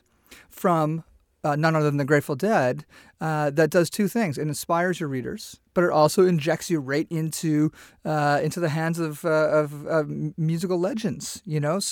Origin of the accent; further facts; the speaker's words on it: Canada; I'm from Canada